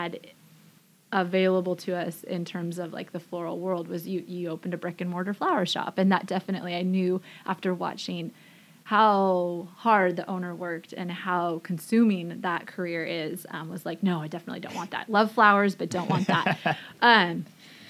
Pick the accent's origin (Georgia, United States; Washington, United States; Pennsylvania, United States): Washington, United States; Forks; I was born and raised in Forks, Washington.